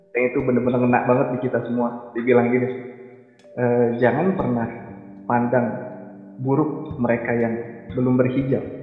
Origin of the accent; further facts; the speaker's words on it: Betawi, Jakarta, Indonesia; aku kan Betawi nih. Nah di lingkungan juga kan kebanyakan Betawi